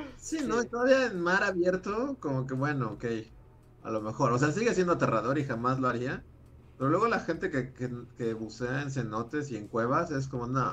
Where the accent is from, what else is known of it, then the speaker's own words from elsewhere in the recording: Mexico City, Mexico; also born or lived in Acapulco; yo, nací en la Ciudad de México, pero en ese momento mi familia vivía en, en Acapulco ya llevaba viviendo allá muchos años